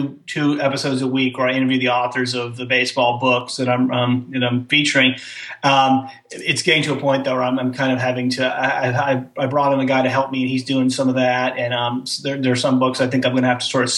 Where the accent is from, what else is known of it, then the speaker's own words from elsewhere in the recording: Rochester, New York, United States; I grew up in Rochester, the suburbs of Rochester, New York.